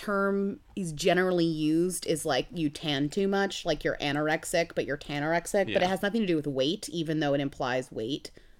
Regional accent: Boston, Massachusetts, United States; I'm from Boston.

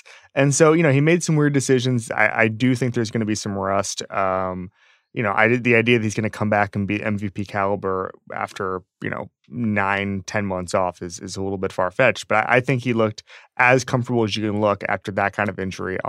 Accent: Florida, United States; moved away; I grew up in Florida.

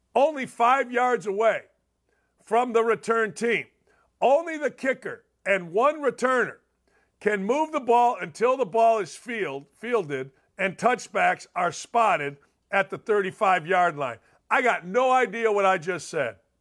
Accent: Chicago, Illinois, United States; I grew up in Chicago

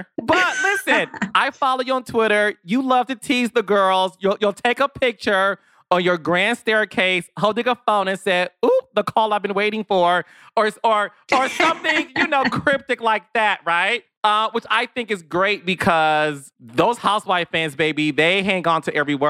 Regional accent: New Jersey, United States; We're both from New Jersey, East Coast.

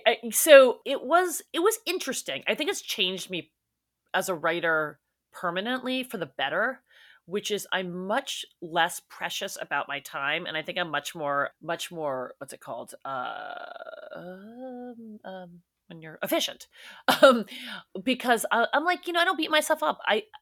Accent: New York City, New York, United States; now in Los Angeles, United States; I grew up in New York City. People are eating outside in 50-degree weather.

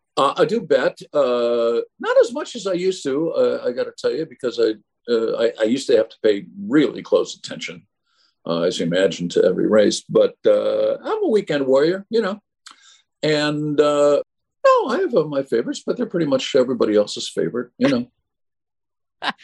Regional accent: Chicago, Illinois, United States; when I grew up in Chicago

